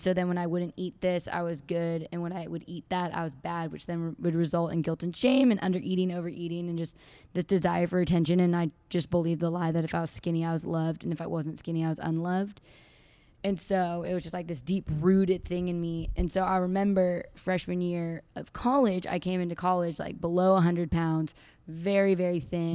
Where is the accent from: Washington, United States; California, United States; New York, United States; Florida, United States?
California, United States; Santa Barbara; moved away as an adult; now in Fort Worth, United States; I am from Santa Barbara, California